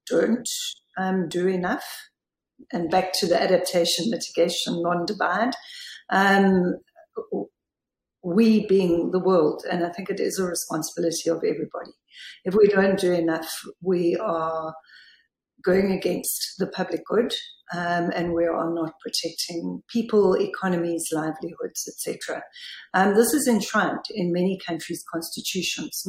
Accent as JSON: {"language": "English", "country": "South Africa", "said": "I'm from South Africa"}